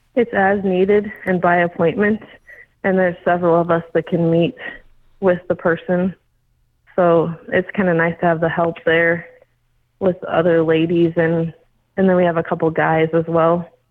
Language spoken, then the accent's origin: English; Scottsbluff, Nebraska, United States; I was born and raised in Scotts Bluff. So I've lived here all my life.